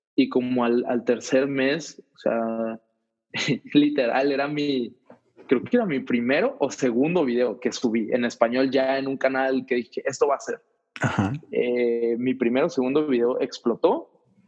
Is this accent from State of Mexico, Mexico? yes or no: yes; State of Mexico, Mexico; moved away; also born or lived in Ciudad Juárez; Yo crecí en la Ciudad de México en las afueras, en el Estado de México